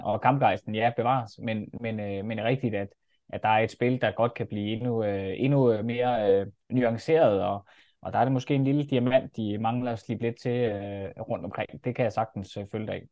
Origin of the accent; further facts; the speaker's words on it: Denmark; man bliver sådan lige lidt stolt som dansker